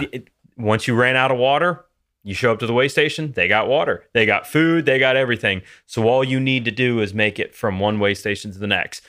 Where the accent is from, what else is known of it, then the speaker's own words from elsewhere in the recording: Louisiana, United States; growing up in Louisiana